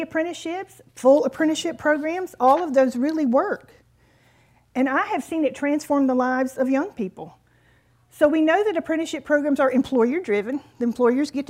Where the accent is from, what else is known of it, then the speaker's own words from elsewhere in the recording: North Carolina, United States; I'm from North Carolina